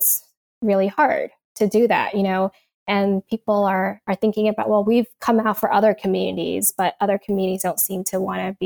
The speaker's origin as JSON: {"language": "English", "region": "New York", "country": "United States", "tie": "born or raised there", "also_born_or_lived": "East Coast", "moved": "as an adult", "lives_now": "California, United States", "said": "when I was growing up in New York"}